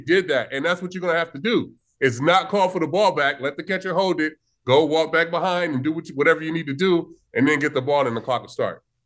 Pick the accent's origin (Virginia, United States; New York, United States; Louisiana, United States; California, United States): California, United States; Vallejo; my hometown